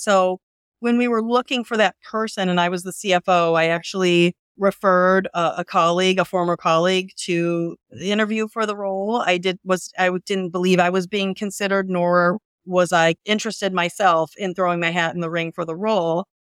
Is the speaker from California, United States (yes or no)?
no; Northwest Indiana, United States; I grew up in Northwest Indiana, about an hour from Chicago